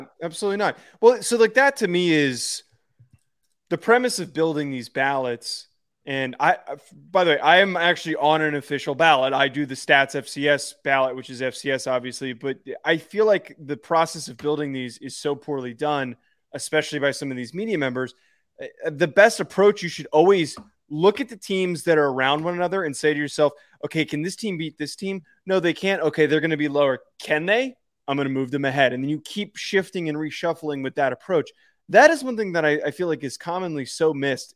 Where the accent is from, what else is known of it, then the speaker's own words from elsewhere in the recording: New Jersey, United States; I'm from New Jersey